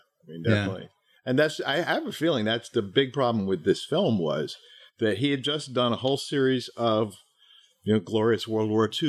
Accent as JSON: {"language": "English", "town": "Boston", "region": "Massachusetts", "country": "United States", "tie": "born or raised there", "said": "growing up in Boston"}